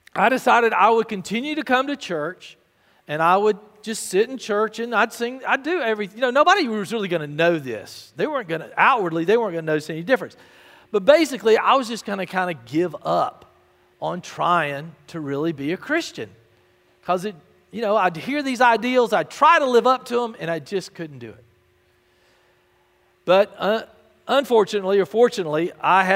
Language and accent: English; Albany, Georgia, United States; growing up in First Baptist Albany